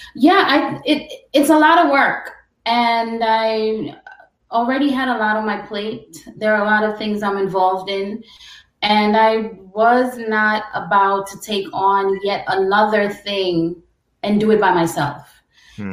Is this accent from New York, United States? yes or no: yes; New York City, New York, United States; also born or lived in Guyana / Brooklyn / Long Island; I was born in Guyana, I'm Caribbean, but I grew up in New York City